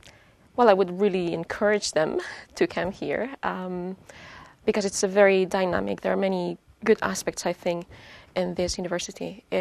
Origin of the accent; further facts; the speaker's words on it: Lleida, Catalonia, Spain; moved away as an adult; now in Sweden; And I come originally from Spain, from Lleida, small town in Catalonia. So, and I've been living here in Sweden for the last 3.5 years.